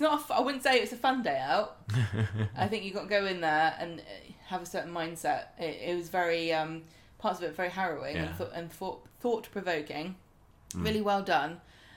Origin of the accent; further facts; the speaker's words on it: Southampton, South East England, United Kingdom; born there; I was born in Princess Anne Hospital.